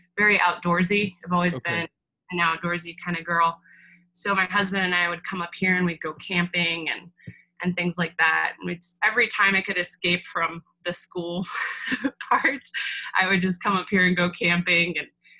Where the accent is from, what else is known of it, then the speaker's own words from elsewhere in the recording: Tucson, Arizona, United States; also born or lived in Phoenix, Arizona / Prescott, Arizona; I'm originally from Arizona, born and raised, which is pretty rare. Most people are transplants in Arizona. But I was born in Phoenix, grew up mostly in Tucson